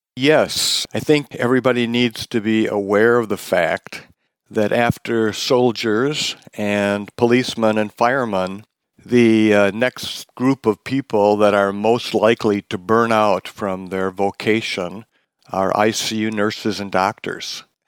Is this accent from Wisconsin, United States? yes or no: yes; Wisconsin, United States; now in Seattle, United States; I'm from Wisconsin originally